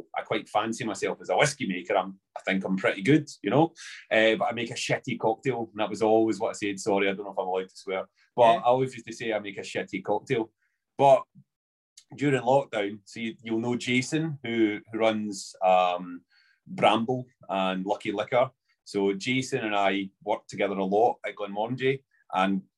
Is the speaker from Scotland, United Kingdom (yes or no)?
yes; Coatbridge, Scotland, United Kingdom; So I'm from Glasgow, well, Coatbridge. Originally